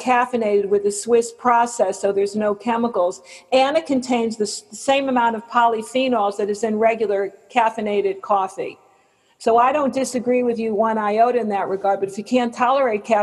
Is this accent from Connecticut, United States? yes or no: yes; West Hartford, Connecticut, United States; moved away; I'm from West Hartford, Connecticut